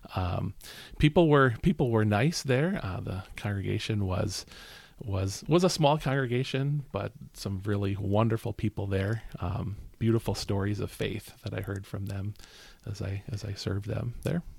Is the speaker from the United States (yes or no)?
yes; Bristol, Wisconsin, United States; I'm from Bristol